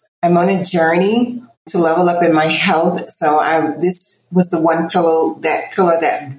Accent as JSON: {"language": "English", "town": "Miami", "region": "Florida", "country": "United States", "said": "I am from Miami, Florida."}